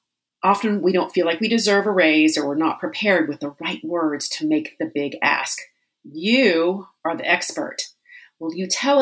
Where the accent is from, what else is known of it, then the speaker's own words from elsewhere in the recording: the South, United States; I was born and raised in the South